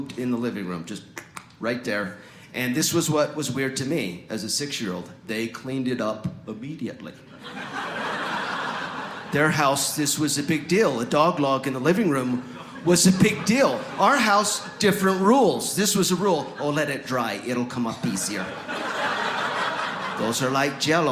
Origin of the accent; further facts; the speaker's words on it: Mapleton, Utah, United States; moved away; also born or lived in Germany; here in Mapleton, Utah, where I grew up, they never pronounce